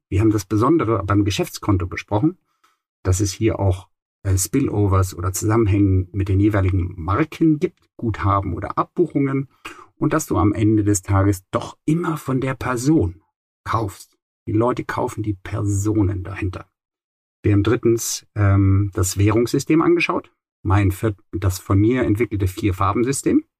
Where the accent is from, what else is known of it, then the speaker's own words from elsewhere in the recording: Rhineland, Germany; Im Rheinland, wo ich aufgewachsen bin